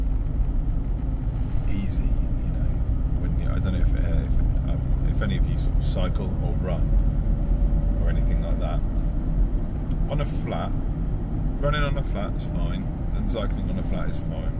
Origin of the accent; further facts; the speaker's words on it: United Kingdom; also born or lived in Isle of Wight; We're British